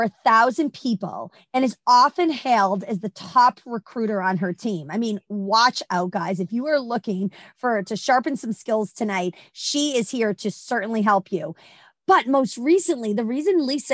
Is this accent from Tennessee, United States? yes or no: no; Boston, Massachusetts, United States; I'm originally from Boston